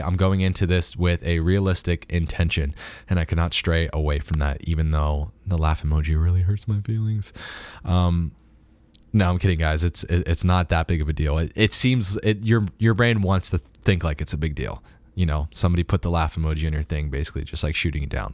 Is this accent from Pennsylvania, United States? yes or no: yes; Harrisburg, Pennsylvania, United States; moved away; back home in my hometown of, of Harrisburg, Pennsylvania